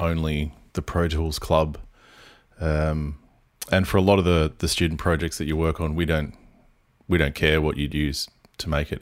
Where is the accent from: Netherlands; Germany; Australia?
Australia; Port Macquarie, New South Wales; I'm based in Byron Bay, but I live in my hometown in Port Macquarie